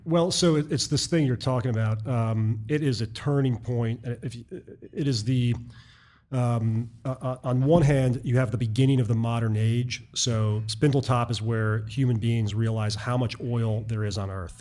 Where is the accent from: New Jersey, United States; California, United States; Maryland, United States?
Maryland, United States; Baltimore; moved away as an adult; also born or lived in New York City / Boston / rural New York State / Texas; I was from Baltimore and I'd lived in the Northeast, uh, New York City and Boston and rural New York State